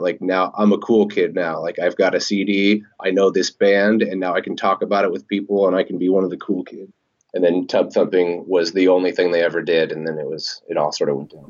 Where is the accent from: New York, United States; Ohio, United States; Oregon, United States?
Oregon, United States; moved away; I'm originally from Oregon